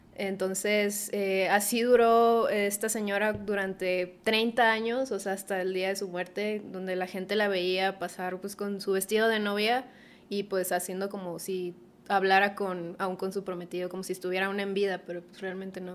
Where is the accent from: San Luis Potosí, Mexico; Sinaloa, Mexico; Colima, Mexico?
Sinaloa, Mexico; Culiacán; del lugar de donde vengo, que es en Culiacán